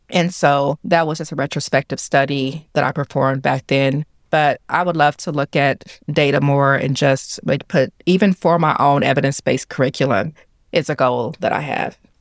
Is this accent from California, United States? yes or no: no; Kansas City, Missouri, United States; I'm right here from Kansas City. I graduated from Ruskin High School